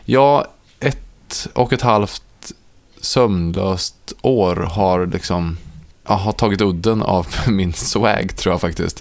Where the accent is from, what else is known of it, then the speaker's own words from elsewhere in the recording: Ransäter, Värmland, Sweden; moved away; när jag är eh, hemma i Ransäter på midsommar